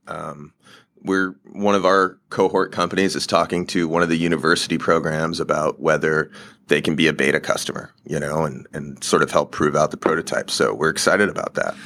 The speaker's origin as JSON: {"language": "English", "region": "Alaska", "country": "United States", "said": "I'm from Alaska"}